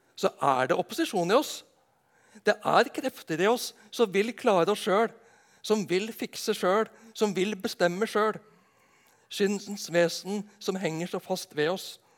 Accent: Nedenes, Agder, Norway; hjemme på Nednes

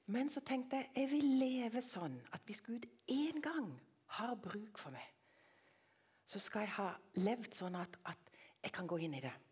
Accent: Tanzania; born there; jeg er ikke født langt eh, unna. Ved foten av Kilimanjaro i Tanzania.

